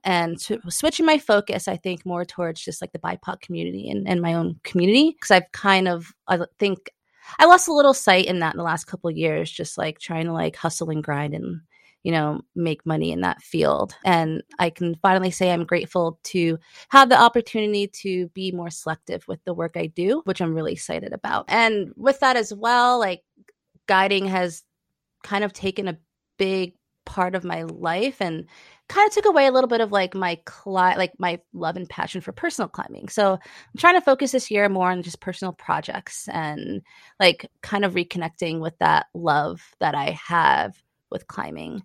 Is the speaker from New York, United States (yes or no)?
yes; New York, United States; now in Chattanooga, United States; I'm originally from New York